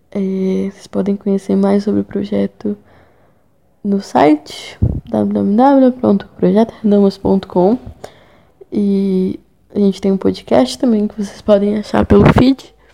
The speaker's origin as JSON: {"language": "Portuguese", "region": "São Paulo", "country": "Brazil", "lives_now": "São João del-Rei, Brazil", "said": "Eu sou de São Paulo, mas moro em Minas Gerais. Lá eu estudo jornalismo na UFCJ, em São João do Rei."}